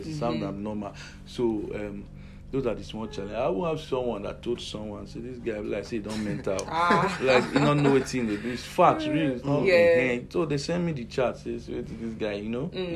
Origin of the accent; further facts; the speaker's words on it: Port Harcourt, Rivers State, Nigeria; also born or lived in Edo State; now in Benin City, Nigeria; I grew up in Port Harcourt. Yes, River State.